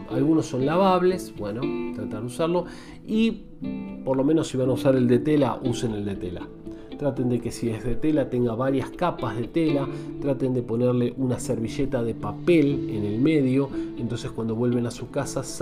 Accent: Buenos Aires Province, Argentina; also born or lived in Sarandí / Avellaneda; now in Buenos Aires, Argentina; si me decís de dónde soy, soy de tu zona, soy de Gran Buenos Aires, zona sur. Viví muchos años en Sarandí, en Avellaneda, eh, pero ahora estoy viviendo en Capital Fede

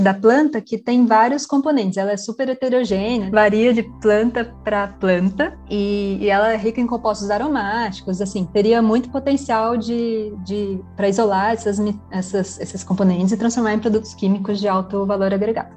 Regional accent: Taubaté, São Paulo, Brazil; also born or lived in Santos / Campinas; Eu nasci em Santos, no estado de São Paulo, mas eu moro em Taubaté. Eu cresci aqui

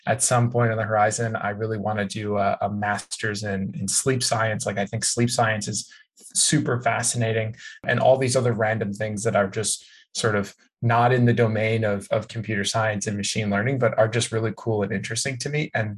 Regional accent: Chicago, Illinois, United States; moved away as an adult; now in California, United States; I moved to California from Chicago to go to community college actually.

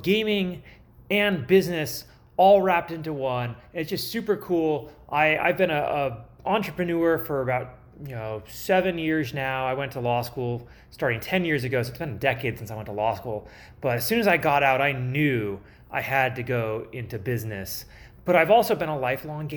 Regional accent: California, United States; moved away; I was from California.

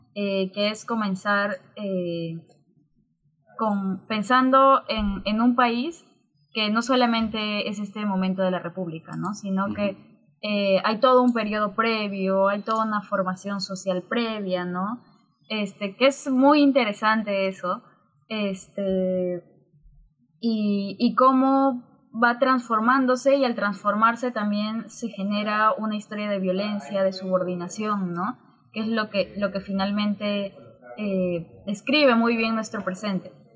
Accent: Juliaca, Puno, Peru; also born or lived in Cusco; now in Lima, Peru; yo crecí en Juliaca

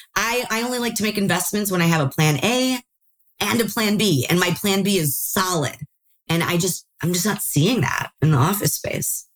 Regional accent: Chicago, Illinois, United States; now in California, United States; I am from Chicago, started seeing deals in Chicago

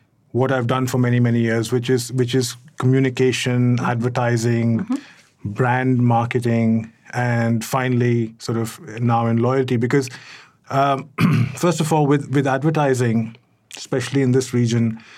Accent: New Delhi, Delhi, India; moved away as an adult; also born or lived in Cairo, Egypt; now in Dubai, United Arab Emirates; I was born and brought up in New Delhi, India

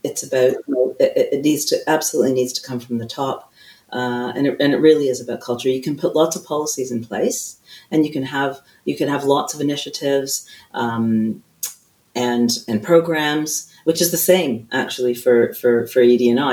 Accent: Canada; now in United Kingdom; I do hail from Canada

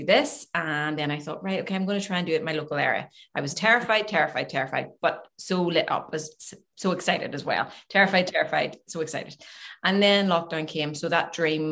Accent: Glengormley, Northern Ireland, United Kingdom; also born or lived in Manhattan Beach, California; Glengormley, I'm from Glengormley originally, went to Glengormley High

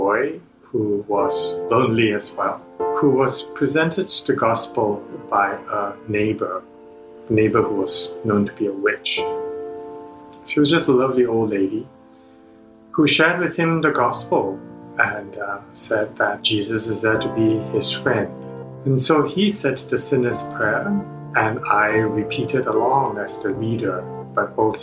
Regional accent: Singapore; moved away as an adult; also born or lived in Princeton, New Jersey / New York City; I grew up in Singapore to English-educated parents

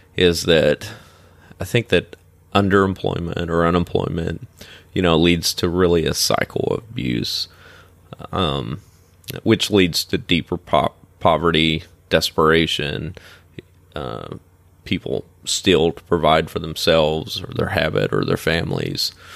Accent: northeastern Kentucky, United States; moved away as an adult; now in Florida, United States; my hometown's in northeastern Ken, uh, northeastern Kentucky

